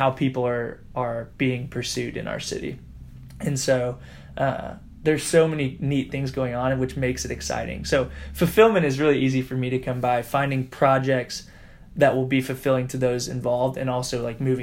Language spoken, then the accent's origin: English; Indianapolis, Indiana, United States; I've had the privilege of growing up in Indianapolis, born and raised here, went to Butler University, literally have not left Indianapolis in any living capacity my entire life